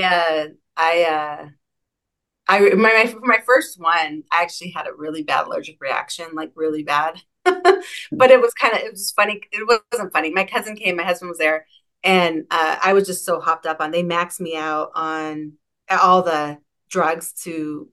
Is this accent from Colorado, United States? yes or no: no; Seattle, Washington, United States; I'm from Seattle. I grew up in Madrona, actually.